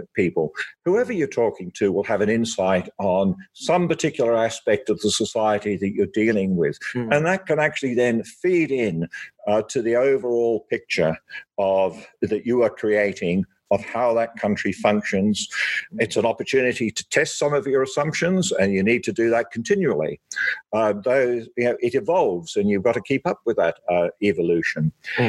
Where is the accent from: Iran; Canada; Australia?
Australia; as an Australian diplomat